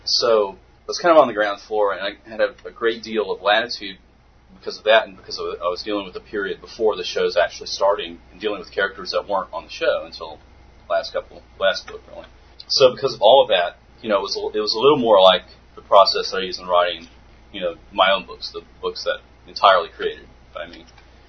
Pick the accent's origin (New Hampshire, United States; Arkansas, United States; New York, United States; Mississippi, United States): Mississippi, United States; now in Georgia, United States; We played the Choctaw rules because I'm from Mississippi, and that's what I knew.